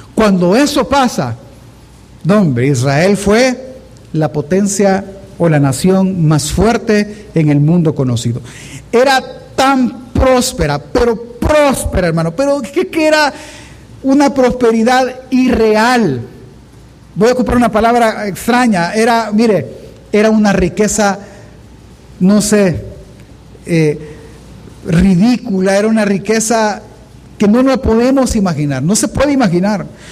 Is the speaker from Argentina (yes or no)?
no; El Salvador; nosotros como salvadoreños